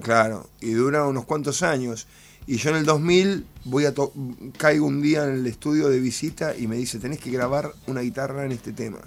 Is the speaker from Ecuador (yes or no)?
no; El Palomar, Buenos Aires Province, Argentina; yo soy de Palomar, mi viejo era músico de jazz